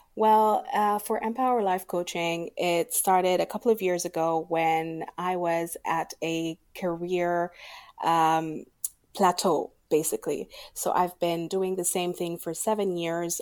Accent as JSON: {"language": "English", "country": "Sudan", "moved": "yes", "lives_now": "Abu Dhabi, United Arab Emirates", "said": "I am from Sudan and I live in Abu Dhabi."}